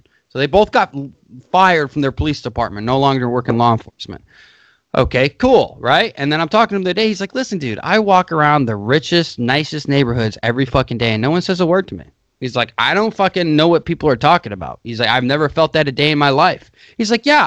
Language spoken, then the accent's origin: English; United States; I'm an American